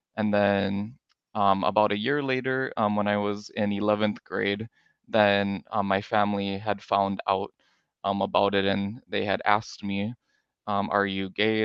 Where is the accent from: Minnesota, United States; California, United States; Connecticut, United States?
Minnesota, United States; moved away as an adult; also born or lived in North Dakota; now in Hawaii, United States; I was born in North Dakota, and then I grew up in Minnesota